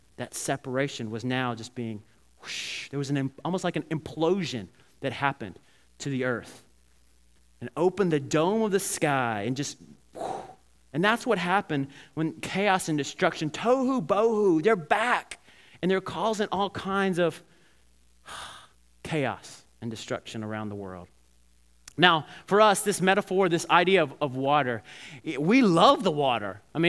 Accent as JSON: {"language": "English", "region": "Alabama", "country": "United States", "tie": "born or raised there", "said": "I remember when I was growing up in Alabama, and my grandparents lived near the river"}